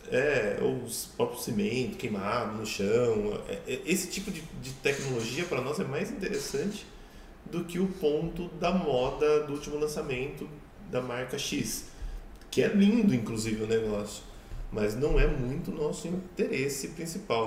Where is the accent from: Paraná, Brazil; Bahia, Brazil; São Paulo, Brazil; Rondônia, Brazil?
São Paulo, Brazil; Sorocaba; eu cresci num condomínio aqui em Sorocaba que tinha poço.